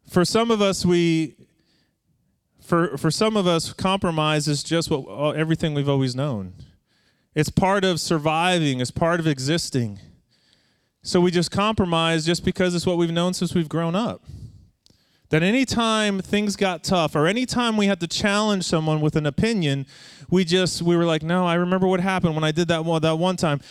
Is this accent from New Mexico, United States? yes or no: no; Long Island, New York, United States; growing up on Long Island